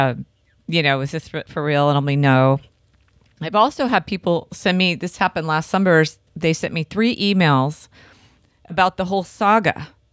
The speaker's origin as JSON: {"language": "English", "town": "Santa Cruz", "region": "California", "country": "United States", "tie": "born or raised there", "said": "I grew up on Bay Street"}